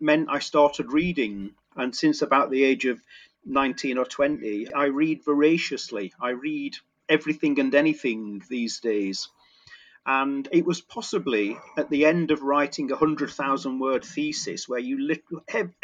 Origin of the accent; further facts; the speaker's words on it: Sheffield, Yorkshire and the Humber, United Kingdom; moved away as an adult; also born or lived in Hull; I grew up in Sheffield